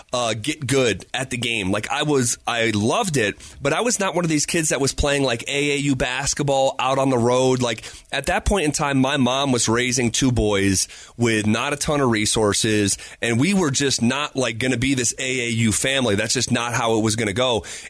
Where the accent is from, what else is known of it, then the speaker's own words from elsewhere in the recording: Scotia, New York, United States; We're the Scotia Tartans in my hometown